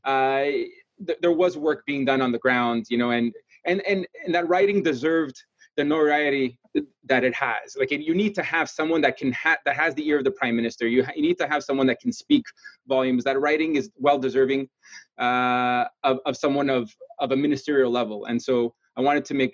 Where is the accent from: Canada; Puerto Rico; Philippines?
Canada; Montreal, Quebec; I'm born and raised in Papineau